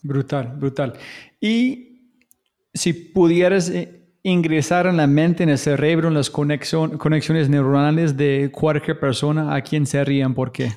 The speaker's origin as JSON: {"language": "Spanish", "country": "United States", "said": "yo como gringo"}